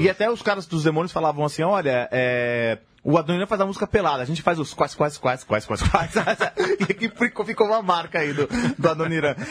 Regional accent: São Paulo, Brazil; para nós que vivemos em São Paulo, para nós que somos paulistas

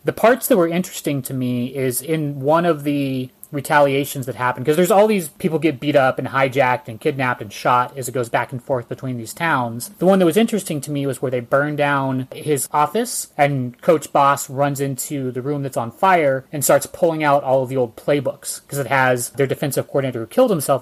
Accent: Northern California, United States; for all of us in Northern California, when we grew up, we had Cal Worthington

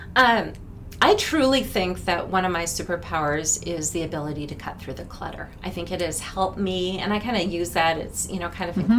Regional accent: Minneapolis, Minnesota, United States; moved away; I grew up in Minneapolis. I went to Robbinsdale Armstrong High School.

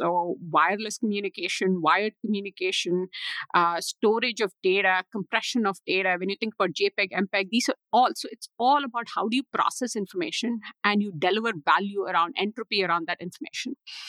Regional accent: Mumbai, Maharashtra, India; moved away as an adult; now in United States; Social emotional learning happens on the streets if you're growing up in Mumbai. Great experience there. A family that had no exposure to entrepreneurship. I didn't know what that meant growing up. Came to the US for my master's to Boston University

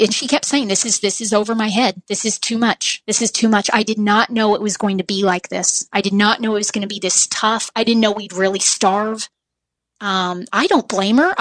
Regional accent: Southern Missouri, United States; I'm from Southern Missouri, and very few people are from Southern Missouri

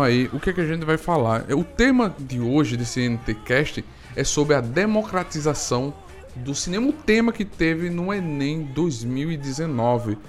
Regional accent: Arapiraca, Alagoas, Brazil; now in Maceió, Brazil; eu sou de Arapiraca, estou morando em Marcel

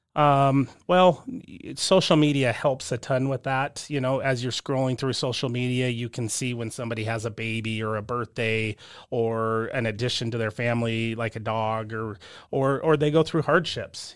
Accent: southern Utah, United States; also born or lived in California; grew up in a small southern Utah town, and then moved up here, you know, for high school

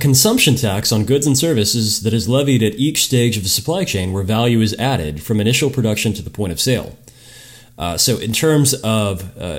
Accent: United States; I'm American

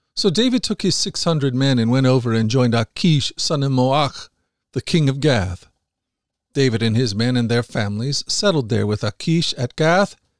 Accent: Philippines; now in Cambodia; I'm a Filipino missionary living in Cambodia

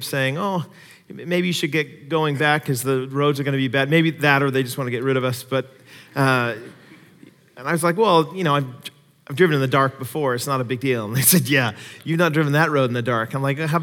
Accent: Seattle, Washington, United States; moved away; When I grew up in the Seattle area

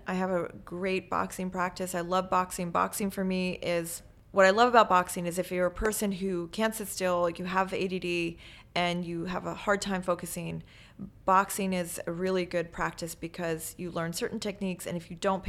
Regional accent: Maryland, United States; also born or lived in Paris, France; I grew up in Maryland on the Eastern Shore, which is a kind of a little annex of the East Coast of Maryland

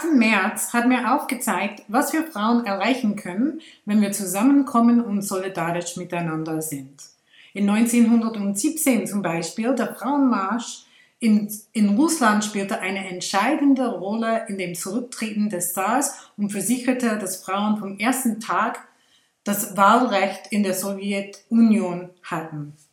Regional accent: India; now in Switzerland; in meiner Heimat in Indien

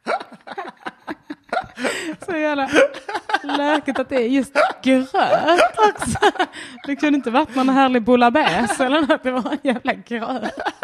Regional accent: Sweden; jag är svensk

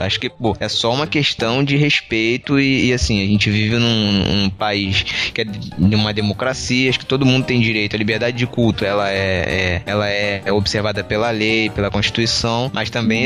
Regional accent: Rio de Janeiro, Brazil; eu sou carioca

